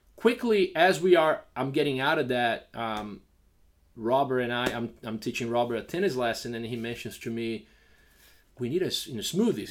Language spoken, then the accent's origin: English; Brazil; moved away as an adult; also born or lived in Georgia, United States / New York, United States; now in Lafayette, Louisiana, United States; we grew up in Brazil without really that s, that civic sense of responsibility